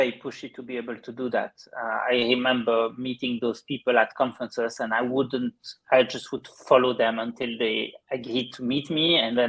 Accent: Belgium; accent: Belgian; No, I kind of lost my Belgian accent, I think, but people can maybe hear there's something very subtle, but they usually struggle to identify it.

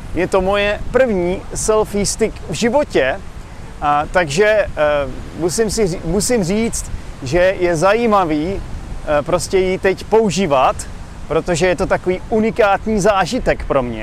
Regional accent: Czechia; moved away as an adult; now in Vietnam; jsem z Čech

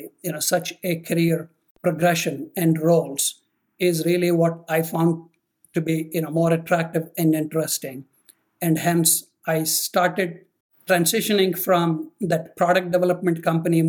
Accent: Rajahmundry, Andhra Pradesh, India; moved away as an adult; also born or lived in Atlanta; now in United States; I was brought up in India, born in a highly orthodox family

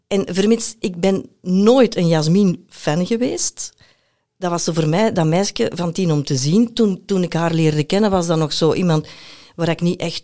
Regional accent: Belgium; moved away as an adult; also born or lived in Brazil; als Belg, kan je dubbele nationaliteit hebben

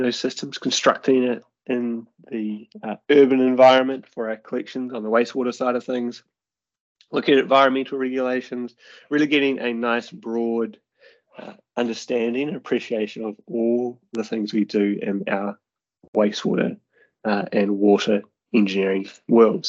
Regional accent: New Zealand; So I am a New Zealander, as you can probably hear from the accent. And growing up in New Zealand, my parents live on a farm, very rurally.

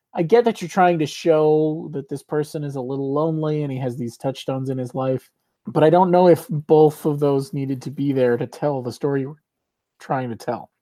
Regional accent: Chicago, Illinois, United States; we are from the Chicago area

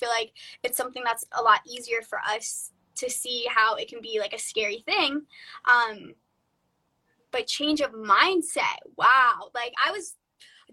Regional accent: Florida, United States; moved away as an adult; now in California, United States; I'm from Florida

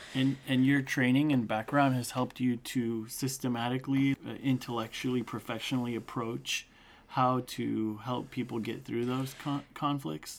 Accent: Turlock, California, United States; also born or lived in Bay Area; We grew up together in Turlock

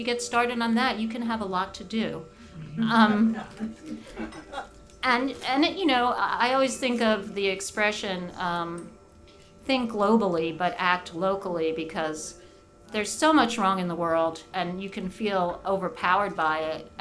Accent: New York City, New York, United States; moved away; I grew up in Brooklyn where probably half the class was Jewish

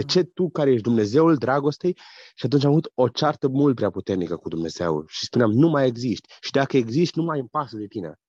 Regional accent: Austria; Sunt din Austria, frecventez biserica Maranata din Lenzing

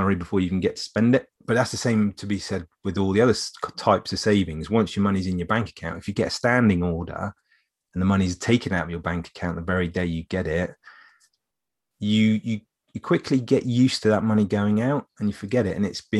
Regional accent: England, United Kingdom; we're English.

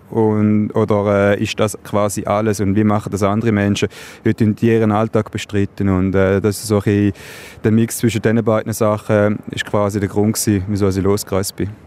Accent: Switzerland; wir haben in der Schweiz

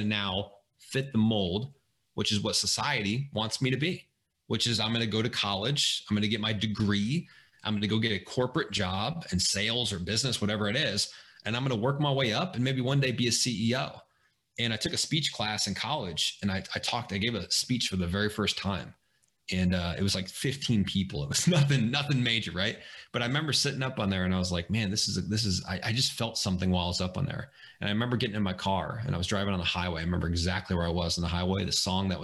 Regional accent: Springfield, Illinois, United States; I grew up in Springfield, Illinois.

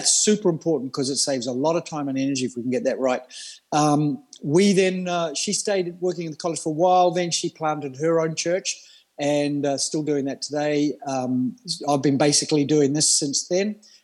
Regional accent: Australia; moved away as an adult; also born or lived in New Zealand / Melbourne, Australia; now in Denmark; born in New Zealand, moved to Australia. I class myself as an Australian very early in life

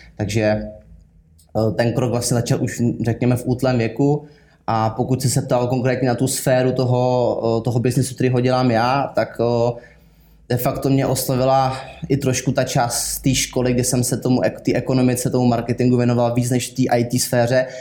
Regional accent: Kaplice, South Bohemian Region, Czechia; pocházím z Kaplice, což je malá vesnice, kousíček za Českým Krumlovem směrem k rakouským hranicím

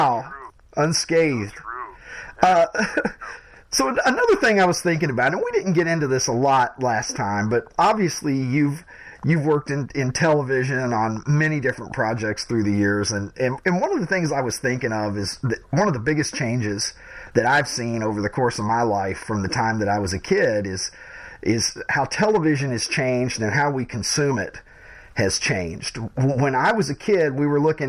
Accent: Kentucky, United States; now in Chicago, United States; I grew up in Kentucky

